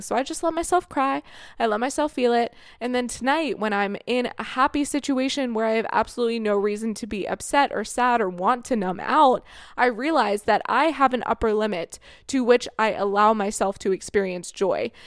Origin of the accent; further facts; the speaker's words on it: Florida, United States; moved away as an adult; also born or lived in Ohio; now in Canada; I grew up in Florida